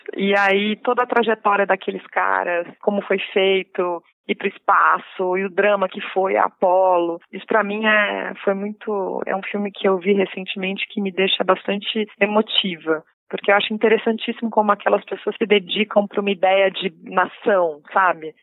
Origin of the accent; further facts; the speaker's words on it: Lins, São Paulo, Brazil; also born or lived in Rio de Janeiro; now in São Paulo, Brazil; Nasci no interior de São Paulo, numa cidade que chama Lins. Fui criada no interior de São Paulo, depois eu fui criada no Rio de Janeiro.